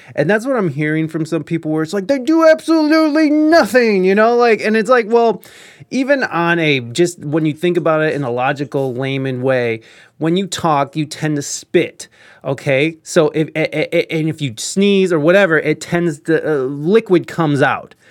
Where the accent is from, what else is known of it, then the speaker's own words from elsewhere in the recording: United States; as an American